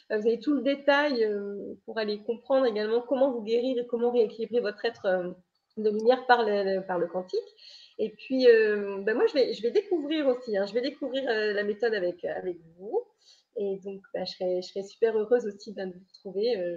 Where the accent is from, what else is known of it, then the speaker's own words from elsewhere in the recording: Brittany, France; je suis bretonne